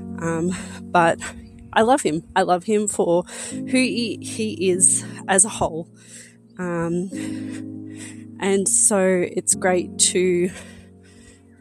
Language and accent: English; Australia; I'm 34 and I'm from Australia